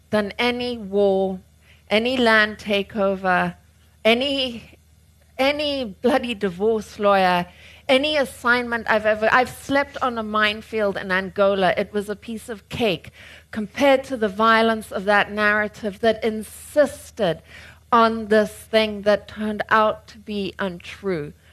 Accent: United Kingdom; I got born with a bloody oversized brain, no chin, and I'm really neurotic because I'm British.

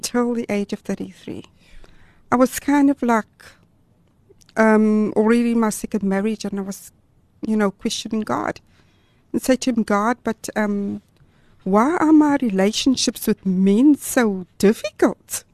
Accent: Gauteng, South Africa; moved away as an adult; also born or lived in Durban, KwaZulu-Natal / Amanzimtoti; now in Cape Town, South Africa; I was born in Gauteng but um, we're actually in our third province now

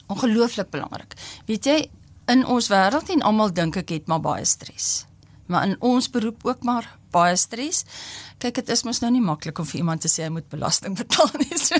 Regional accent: Upington, Northern Cape, South Africa; now in Bloemfontein, South Africa; ek kom van Appington

